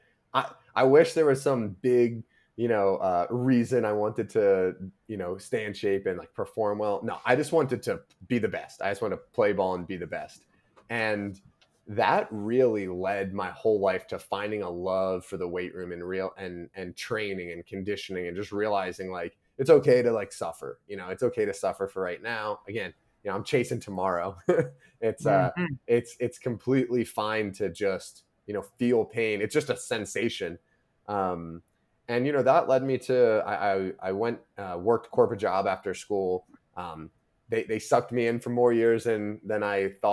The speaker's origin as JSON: {"language": "English", "country": "United States", "tie": "born or raised there", "said": "I grew up right outside of Washington, D.C."}